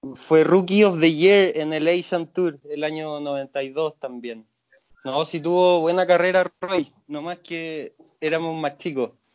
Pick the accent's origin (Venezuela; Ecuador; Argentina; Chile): Chile; Viña del Mar, Valparaíso; cuando crecí en Granadilla